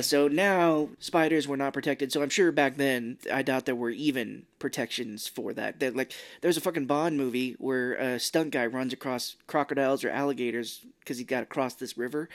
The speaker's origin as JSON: {"language": "English", "country": "United States", "said": "I'm from America"}